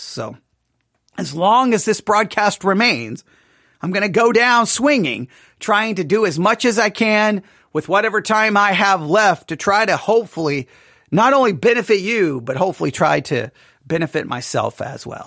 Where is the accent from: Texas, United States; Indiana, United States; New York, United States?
Texas, United States; I'm from Texas